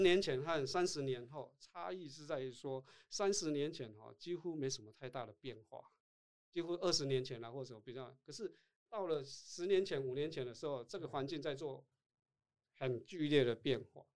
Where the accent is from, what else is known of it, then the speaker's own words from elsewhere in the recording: Tainan, Taiwan; accent: 土腔; first language Taiwanese Hokkien; Chinese is a second language; moved away as an adult; also born or lived in Taipei; 我是台南人